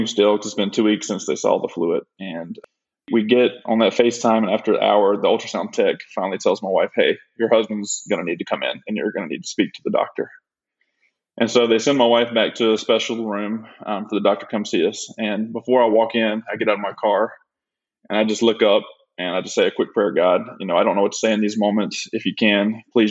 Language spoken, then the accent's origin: English; Nanafalia, Alabama, United States; moved away as an adult; now in Tampa, United States; I was born and raised in Alabama in a small town called Nanafly, Alabama.